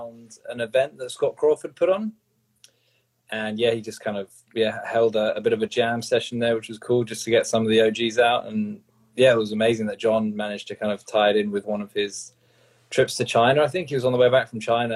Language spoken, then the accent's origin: English; London, United Kingdom; now in Sydney, Australia; I grew up in London. I know what the London Underground's like